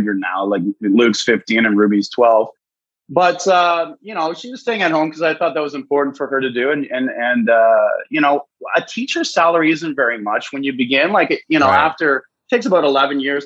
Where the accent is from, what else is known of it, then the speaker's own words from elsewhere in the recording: Orillia, Ontario, Canada; moved away as an adult; also born or lived in Barrie, Ontario / Ottawa / Japan / Korea; I moved back to my hometown of Orillia, Ontario, that I'd been away from for about 20 years